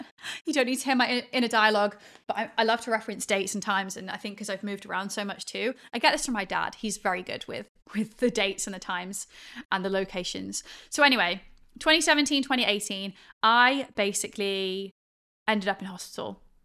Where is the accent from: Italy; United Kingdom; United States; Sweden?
United Kingdom; England; moved away as an adult; also born or lived in Australia / Sydney / Perth; that was how we grew up in England in this like post-Victorian era